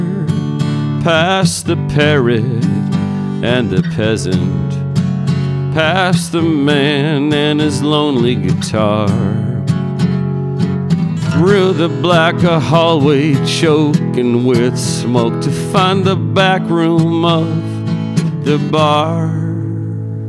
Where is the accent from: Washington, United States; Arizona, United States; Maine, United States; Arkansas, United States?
Washington, United States; Eastern; I grew up just a few yards from one of Eastern Washington's largest radio towers that broadcast nothing but country music